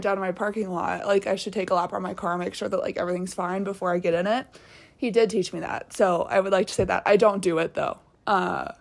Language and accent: English; Virginia, United States; moved away; I'm from Virginia